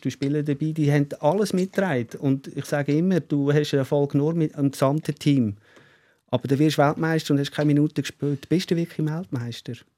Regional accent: Switzerland; ich als Schweizer Schweizer mit keinem äh, österreichischen, mhm. italienischen, deutschen Pass

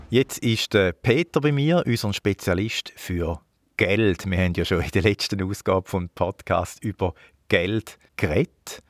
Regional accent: Switzerland; bei uns in der Schweiz

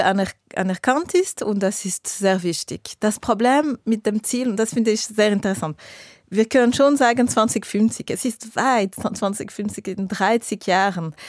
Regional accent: Geneva, Switzerland; ich bin aus Genf, ich wohne in der Nähe vom Flughafen.

